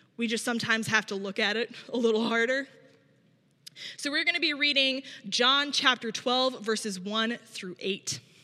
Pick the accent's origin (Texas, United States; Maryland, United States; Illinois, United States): Illinois, United States; small town in; also born or lived in Minneapolis, Minnesota / Berwyn, Illinois; I grew up not here in Chicago, but here in Illinois, but in small town